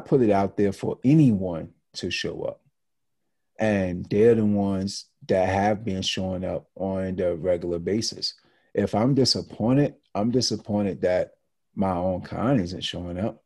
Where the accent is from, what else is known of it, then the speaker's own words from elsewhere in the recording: Deep South, United States; now in New York, United States; being that I was in the Deep South in the woods